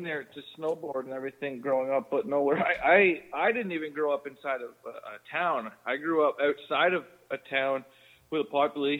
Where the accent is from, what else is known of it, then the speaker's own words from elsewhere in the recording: Collingwood, Ontario, Canada; also born or lived in Germany; now in Vancouver, Canada; So my mother's German. So we moved over here when I was young, though. And I grew up outside of Blue Mountain, Collingwood area in Ontario